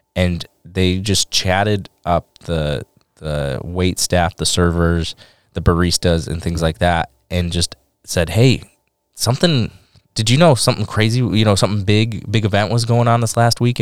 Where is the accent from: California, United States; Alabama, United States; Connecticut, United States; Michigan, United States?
Michigan, United States; Detroit; I'm from Detroit